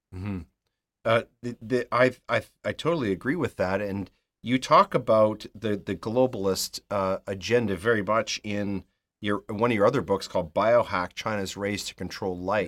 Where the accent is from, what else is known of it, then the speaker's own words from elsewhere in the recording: Canada; speaking as a Canadian